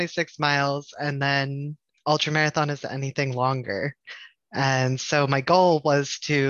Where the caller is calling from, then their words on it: Pittsburgh, Pennsylvania, United States; I am in Pittsburgh, PA.